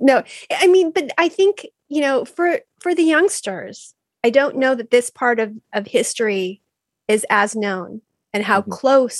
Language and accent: English; Valencia, California, United States; I was at CalArts during that time and I came from Valencia. Like it was just so beige